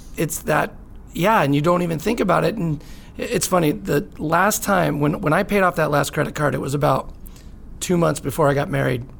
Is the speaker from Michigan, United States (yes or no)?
no; Lake Arrowhead, California, United States; moved away as an adult; also born or lived in San Francisco; now in San Diego, United States; I actually grew up in Lake Arrowhead, California.